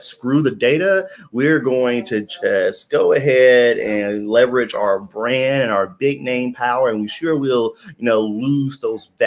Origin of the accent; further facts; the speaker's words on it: Memphis, Tennessee, United States; moved away as an adult; also born or lived in New York; I was looking around in my hometown